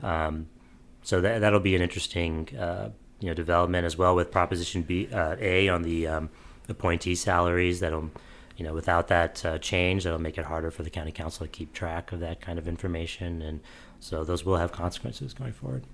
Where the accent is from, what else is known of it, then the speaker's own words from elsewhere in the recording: St. Louis, Missouri, United States; I'm from Saint Louis as well